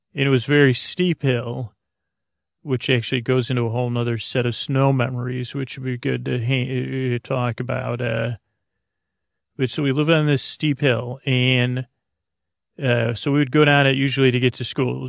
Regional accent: Syracuse, New York, United States; moved away; the three one five, uh, area code where I grew up in Syracuse, New York.

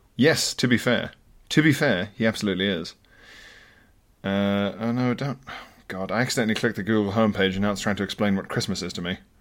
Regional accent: Isle of Man; moved away; I grew up partially on the Isle of Man

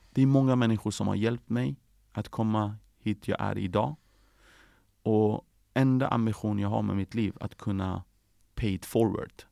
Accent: Sweden; Eh, det, det behöver ju faktiskt komma tillbaka, det är också en stor del av mitt liv. Eh, att komma som en svensk till Tyskland. Det var där alla dörrar öppnades för mig, det var inte i Sverige.

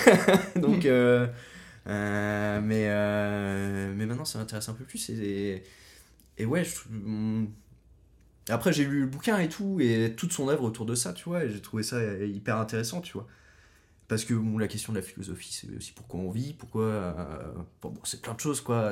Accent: France; also born or lived in Pont-la-Huée (birthplace, as transcribed); j'ai grandi à Plumeur

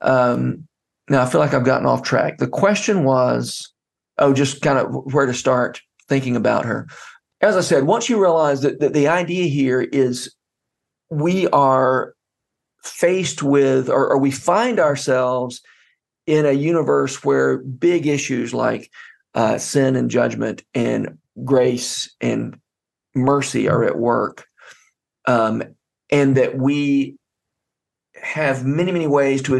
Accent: Middle Georgia, United States; accent: Middle Georgia English; first language English

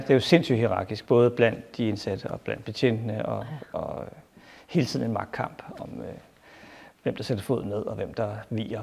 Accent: Albertslund, Capital Region of Denmark, Denmark; Jeg voksede op i Abbaslund, tæt på Fridsøs Lilles fængsel

